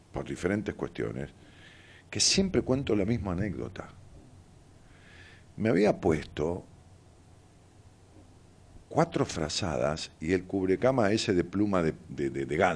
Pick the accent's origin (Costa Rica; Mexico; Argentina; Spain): Argentina; Ramos Mejía, Buenos Aires Province; iba caminando por una vereda de mi pueblo, de Ramos Mejía